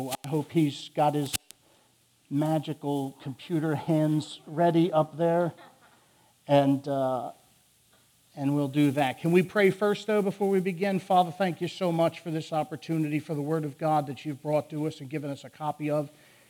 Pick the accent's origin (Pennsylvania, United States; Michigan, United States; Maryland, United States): Pennsylvania, United States; Philadelphia; accent: northern; I will talk way faster than any human being should ever talk, because I'm from Philly. I have a northern speech impediment